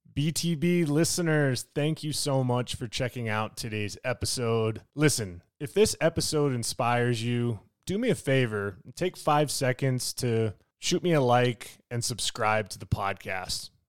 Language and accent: English; Parker, Colorado, United States; growing up in Parker myself, in the Pinery